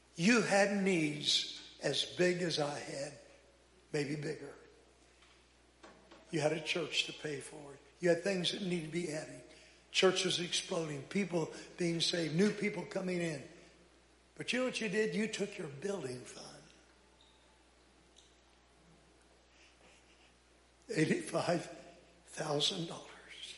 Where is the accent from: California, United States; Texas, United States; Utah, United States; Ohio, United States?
Texas, United States; also born or lived in Phoenix, Arizona, United States; now in Los Angeles, United States; I'm from Texas, but I've been out there with those people in L.A. so long